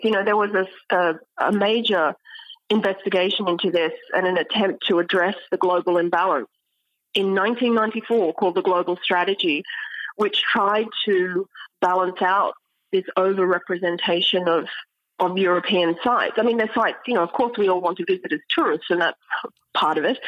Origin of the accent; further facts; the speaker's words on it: Australia; moved away as an adult; also born or lived in Cambridge, United Kingdom / Oxford, United Kingdom / New York, United States; now in Stanford, United States; I'm Australian, and uh, I studied in Australia